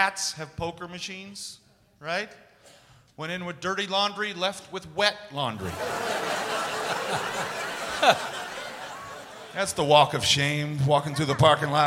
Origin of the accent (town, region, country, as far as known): Missouri, United States; moved away; also born or lived in Las Vegas, Nevada / New York